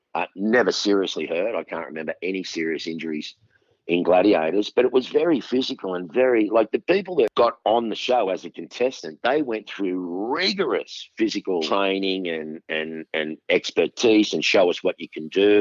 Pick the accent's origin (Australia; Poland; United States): Australia; Sydney, New South Wales; my hometown of Sydney